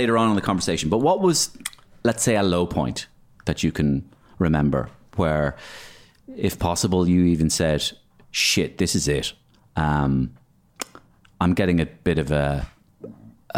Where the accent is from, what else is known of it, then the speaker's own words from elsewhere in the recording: Dublin, Leinster, Ireland; I grew up in South County Dublin